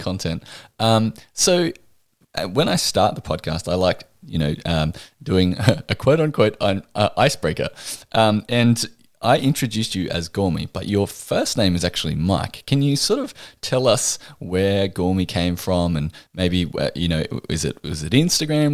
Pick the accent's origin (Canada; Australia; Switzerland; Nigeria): Australia; I am from Australia, if you hadn't already guessed from the accent